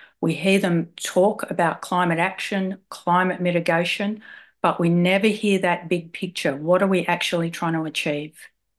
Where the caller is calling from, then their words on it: Wurundjeri land, Victoria, Australia; I'm calling in from Wurundjeri land.